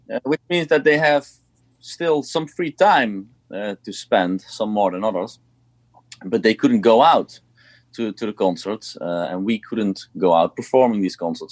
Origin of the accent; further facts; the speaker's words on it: Eindhoven, North Brabant, Netherlands; i played here in my hometown uh, in eindhoven where i used to play when i was younger